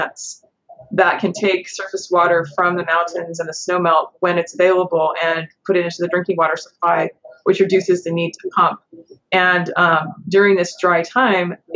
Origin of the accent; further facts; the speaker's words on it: San Joaquin Valley, California, United States; I grew up in the San Joaquin Valley and my entire childhood, the mountains were covered with snow.